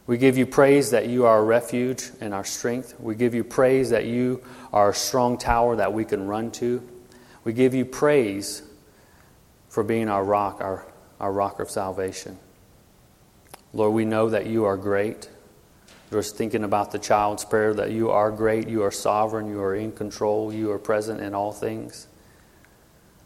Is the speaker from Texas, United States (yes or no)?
no; Louisiana, United States; moved away as an adult; also born or lived in California / Washington; now in Arkansas, United States; I am from Louisiana, born and raised there.